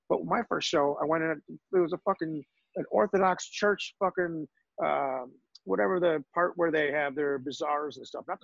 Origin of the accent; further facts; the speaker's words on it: New York, United States; growing up in New York